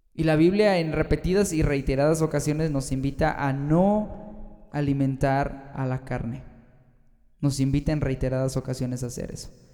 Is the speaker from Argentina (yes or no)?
no; Mexico; also born or lived in Guanajuato, Mexico; aquí fíjate que en México